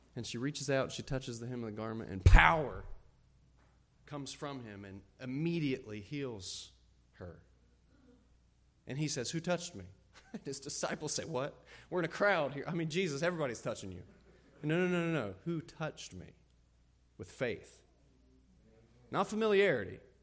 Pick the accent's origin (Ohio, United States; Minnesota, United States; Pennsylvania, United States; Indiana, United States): Ohio, United States; moved away as an adult; also born or lived in Texas / Illinois; Amy and I are from Ohio